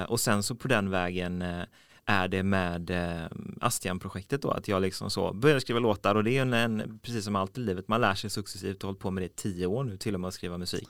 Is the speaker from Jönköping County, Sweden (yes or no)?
no; Mölnlycke, Västra Götaland, Sweden; now in Gothenburg, Sweden; Jag kommer från eh, Mönlycke, eh, så på väg mot Landvetter flygplats